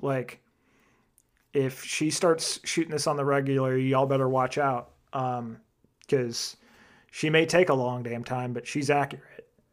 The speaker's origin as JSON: {"language": "English", "region": "Arizona", "country": "United States", "said": "made in my home state, Arizona"}